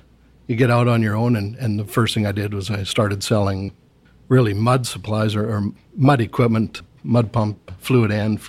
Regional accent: Edson, Alberta, Canada; moved away as an adult; also born or lived in Brooks, Alberta / Fox Creek, Alberta / Venezuela / Singapore; Started down in Sasford, and I was born in Brooks. Okay. And shortly after that, he was transferred to Edson, worked at the Edson gas plant. Spent a couple of years in Fox Creek

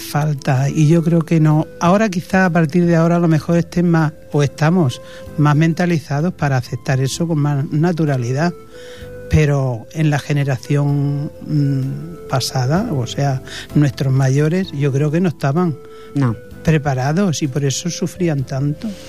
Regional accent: Belalcázar, Andalusia, Spain; now in Barcelona, Spain; Por mi tierra, por Andalucía, Belarcázar, Córdoba, ese es mi pueblo

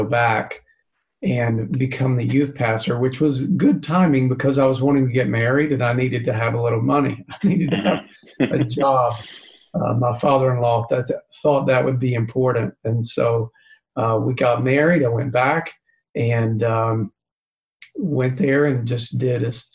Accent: East Tennessee, United States; I grew up in East Tennessee

